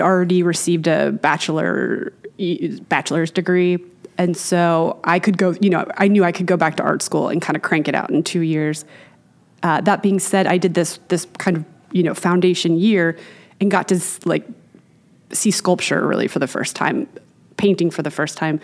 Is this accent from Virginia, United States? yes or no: yes; Manassas, Virginia, United States; moved away as an adult; Born and raised Manassas, Virginia, until I went to college